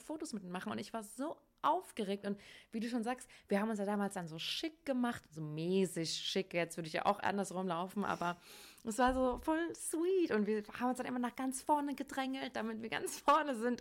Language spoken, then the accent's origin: German; Hesse, Germany; ich komme ja aus Hessen